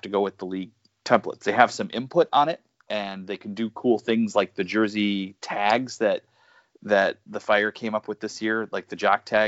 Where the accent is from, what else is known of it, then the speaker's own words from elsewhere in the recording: Chicago, Illinois, United States; I'm from Chicago